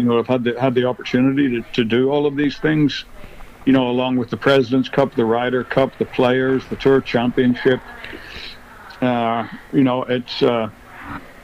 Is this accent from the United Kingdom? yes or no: yes; Northern Ireland, United Kingdom; growing up in Northern Ireland in the in the 60s and 70s